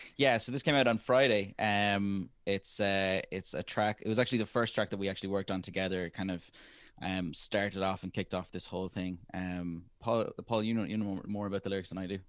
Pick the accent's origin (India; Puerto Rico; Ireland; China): Ireland; our generation as Irish people